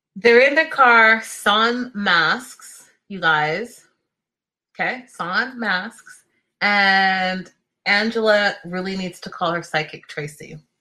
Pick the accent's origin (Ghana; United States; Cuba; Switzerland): Ghana; I'm Ghanaian, I'm not Nigerian